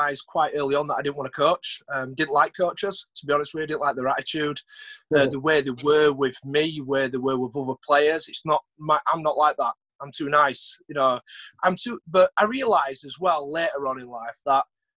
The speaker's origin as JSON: {"language": "English", "town": "Huddersfield", "region": "Yorkshire and the Humber", "country": "United Kingdom", "tie": "born or raised there", "said": "play for my hometown"}